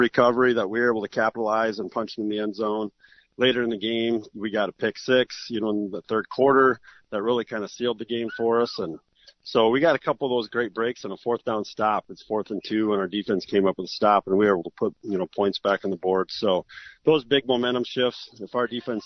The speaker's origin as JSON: {"language": "English", "town": "Harrisburg", "country": "United States", "tie": "born or raised there", "said": "me growing up in Harrisburg"}